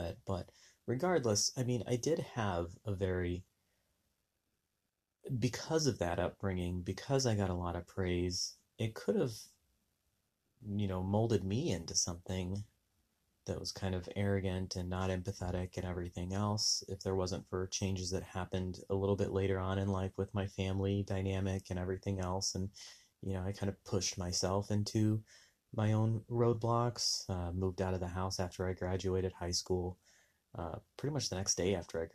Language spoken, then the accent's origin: English; Southwest, United States; Growing up in the Southwest, very religious